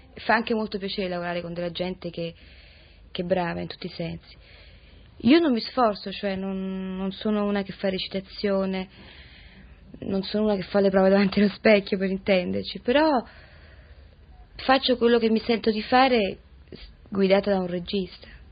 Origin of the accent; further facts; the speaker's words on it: Rome, Lazio, Italy; ho sempre vissuto a Roma, certo da bambina molto piccola